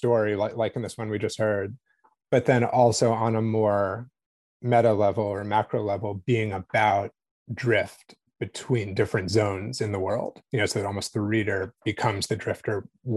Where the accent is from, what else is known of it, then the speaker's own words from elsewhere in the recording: East Coast, United States; I'm from the East Coast.